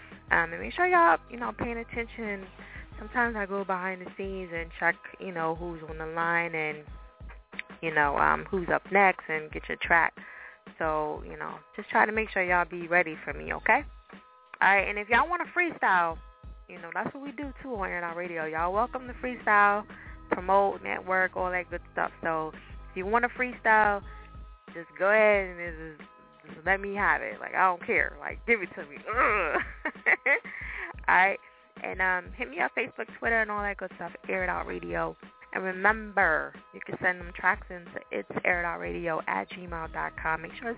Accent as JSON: {"language": "English", "region": "New Jersey", "country": "United States", "accent": "Jersey, Philly, and New York mix", "lives_now": "Philadelphia, United States", "said": "I'm from Jersey, for people that don't know that. I don't know if y'all could tell with my accent. Sometimes you can, sometimes you can. It's like a mixture of Jersey, Philly, and New York"}